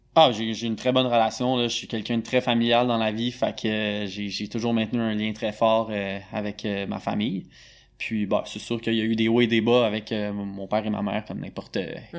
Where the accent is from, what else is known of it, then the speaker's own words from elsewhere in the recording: Montreal, Quebec, Canada; De Montréal, born and raised.